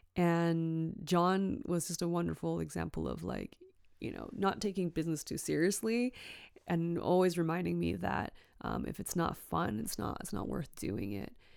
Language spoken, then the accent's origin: English; Richmond, British Columbia, Canada; also born or lived in Hong Kong; growing up in Richmond, B C, Canada, close to Vancouver